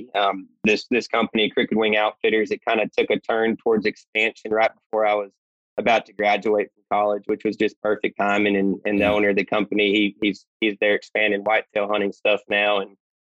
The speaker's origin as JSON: {"language": "English", "town": "Houston", "region": "Texas", "country": "United States", "moved": "yes", "said": "I'm from the Houston area originally"}